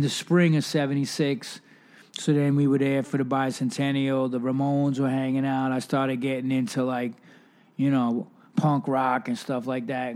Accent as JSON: {"language": "English", "town": "New York City", "region": "New York", "country": "United States", "tie": "born or raised there", "said": "growing up in New York City"}